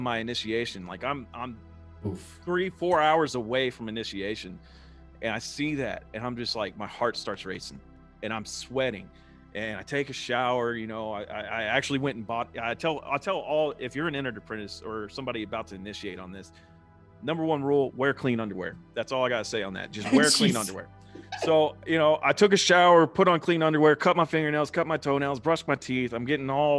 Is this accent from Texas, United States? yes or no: yes; Lubbock, Texas, United States; I was raised as a Southern Baptist because that's what you do in Texas. And, you know, I grew up in the Southern Baptist Church